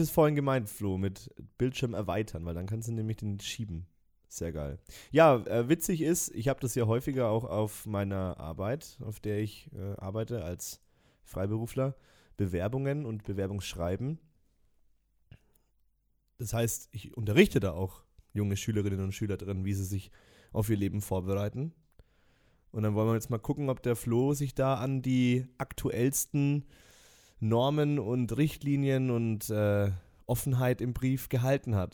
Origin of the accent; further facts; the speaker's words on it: Nuremberg, Bavaria, Germany; born there; ebenso bin ich in Nürnberg geboren und kenne und liebe diese Stadt.